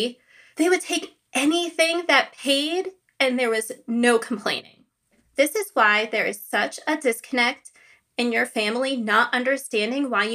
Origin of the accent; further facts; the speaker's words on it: United States; accent: North Jersey, New York; I was born and raised in America